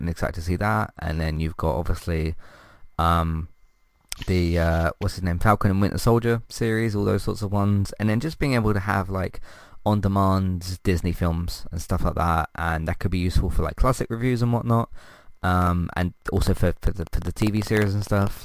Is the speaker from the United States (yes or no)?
no; United Kingdom; I'm British